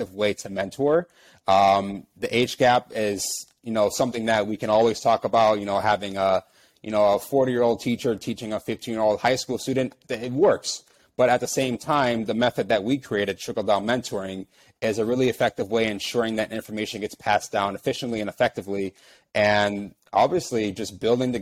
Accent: Chicago, Illinois, United States; I'm actually from West Pullman in the far south side of Chicago

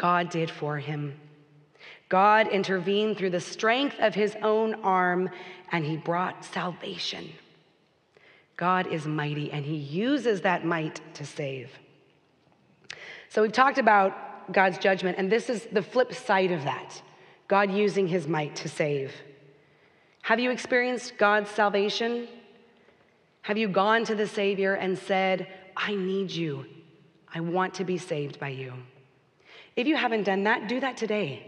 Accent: Texas, United States; moved away as an adult; Texas, where we grew up

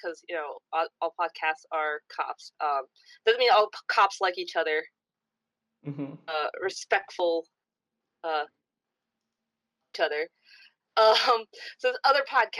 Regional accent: New Jersey, United States; also born or lived in Brazil; I'm Brazilian. And I talk like Joe Pesci sometimes because I grew up in New Jersey

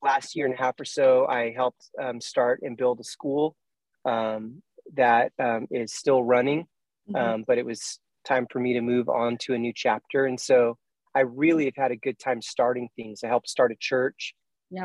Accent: far Northern California, United States; moved away as an adult; now in Tennessee, United States; we moved up to far Northern California, almost the Oregon border. And pretty much my whole family from elementary school through high school was there

